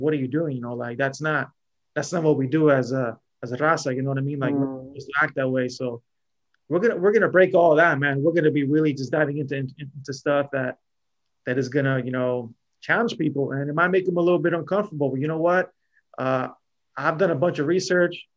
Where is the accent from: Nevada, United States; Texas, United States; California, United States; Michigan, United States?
California, United States; Southern; I'm from Southern Cali.